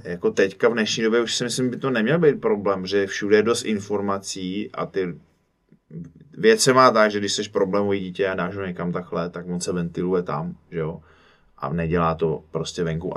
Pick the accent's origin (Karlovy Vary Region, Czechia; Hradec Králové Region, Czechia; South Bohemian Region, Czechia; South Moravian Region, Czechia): Karlovy Vary Region, Czechia; Cheb; moved away; já jsem z Chebu, původně ze západu, taková úplně vlastně u hranic